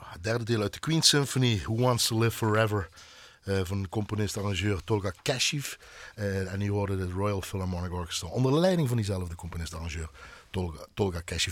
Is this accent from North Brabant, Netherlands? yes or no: no; Heerlen, Limburg, Netherlands; ik kom uit Heerlen